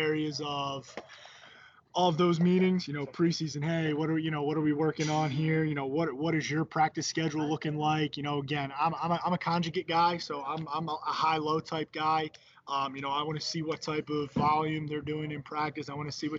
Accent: Philadelphia area, Pennsylvania, United States; moved away as an adult; also born or lived in Charlotte; now in Baltimore, United States; I moved back up home to the Philadelphia area

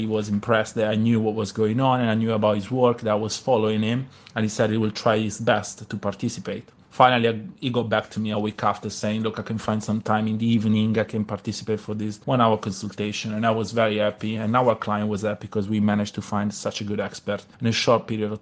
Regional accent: Italy; first language Italian; English is a second language; by being Italian and my knowledge of languages in general, but using my mother tongue

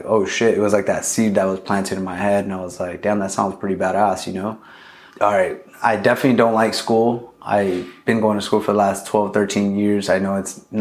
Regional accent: Long Beach, California, United States; also born or lived in Los Angeles, California; I grew up in Long Beach, North Long Beach, pretty much my whole life.

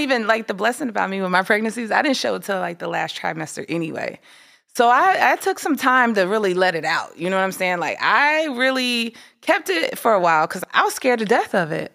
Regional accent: Midwest, United States; Growing up in the Midwest

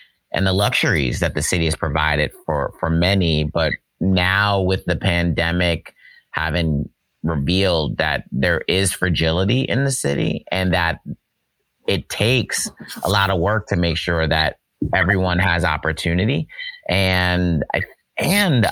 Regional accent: New Jersey, United States; I was growing up in New Jersey, so I was a Nets fan.

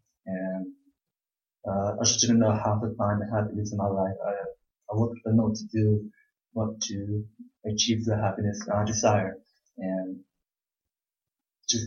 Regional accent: Houston, Texas, United States; I'm from Houston, Texas

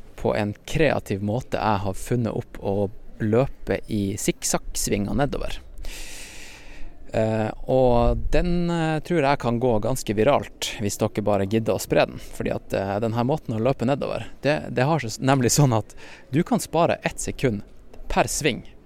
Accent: Norway; som nordmenn

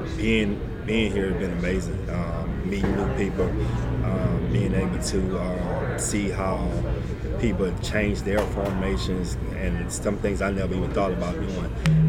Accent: Baton Rouge, Louisiana, United States; I'm from Baton Rouge, Louisiana, and I grew up under Southern University my whole life.

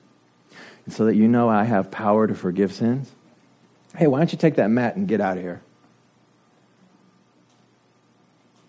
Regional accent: United States; you and I are English-speaking people, we're from America

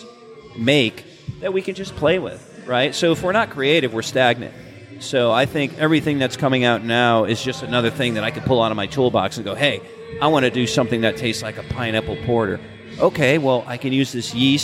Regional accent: Connecticut, United States; moved away; also born or lived in Athens, Georgia; I drank a lot of Jenny, growing up in Connecticut

